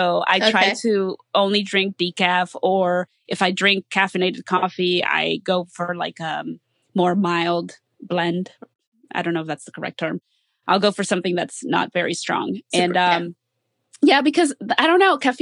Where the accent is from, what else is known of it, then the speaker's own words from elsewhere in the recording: Columbus, Ohio, United States; also born or lived in Mexico City, Mexico; now in Miami, United States; I'm from Mexico City, but I grew up in Columbus, Ohio.